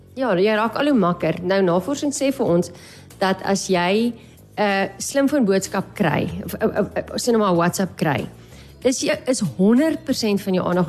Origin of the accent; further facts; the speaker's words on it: Namibia; as Namibiërs